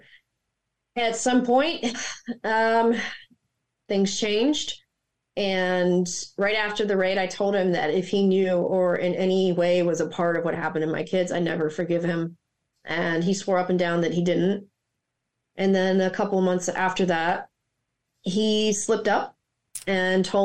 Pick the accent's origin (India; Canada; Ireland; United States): United States; Mississippi; also born or lived in Maryland; now in Florida, United States; I grew up in Mississippi, the poorest state in the country.